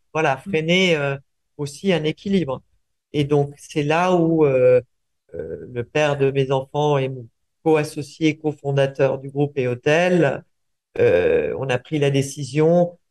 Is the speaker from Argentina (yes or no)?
yes; Buenos Aires, Argentina; moved away; also born or lived in Uruguay; je suis né en Uruguay, j'ai grandi en Argentine